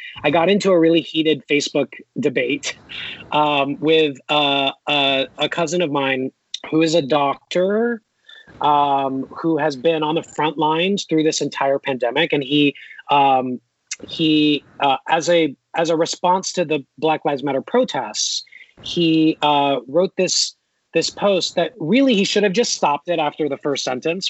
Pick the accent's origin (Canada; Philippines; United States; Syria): Philippines; I have a millionaire neighbor who's Indian and I'm Filipino. And, you know, we came from nothing, but we came here.